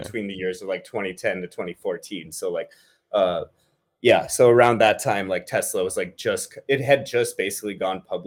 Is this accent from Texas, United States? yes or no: no; Bay Area, Silicon Valley, California, United States; I was born and brought up in the Bay Area, Silicon Valley